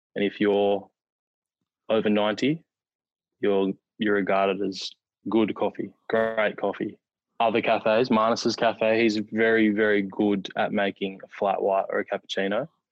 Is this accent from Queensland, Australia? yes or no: no; New South Wales, Australia; moved away; I was born there and I, I started playing my first class career there. So to have the opportunity to to play for my home state again